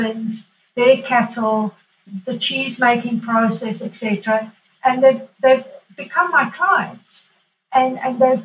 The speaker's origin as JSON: {"language": "English", "region": "Kilimanjaro", "country": "Tanzania", "tie": "born or raised there", "moved": "yes", "lives_now": "Italy", "said": "growing up in Tanzania on a farm"}